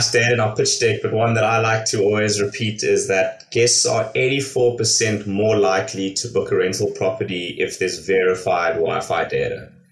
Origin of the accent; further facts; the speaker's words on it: South Africa; moved away as an adult; also born or lived in Hong Kong / Los Angeles, United States; I am originally from South Africa. Um, I completed my university out there, and then I've been living and working overseas for the last fifteen years. Uh, spent six years in Hong Kong